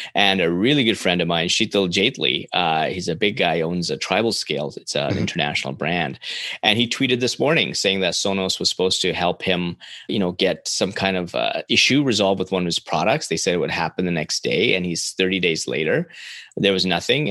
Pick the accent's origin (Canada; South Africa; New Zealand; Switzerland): Canada; as a Canadian